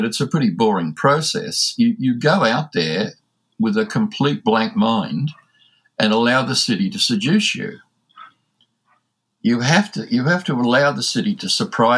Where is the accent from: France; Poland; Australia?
Australia; accent: Aussie; my Aussie accent